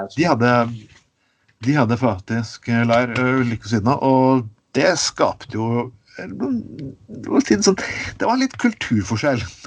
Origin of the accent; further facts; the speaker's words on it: Skien, Telemark, Norway; accent: Grenland dialect; moved away as an adult; Jeg, jeg vokste opp i, i Grenland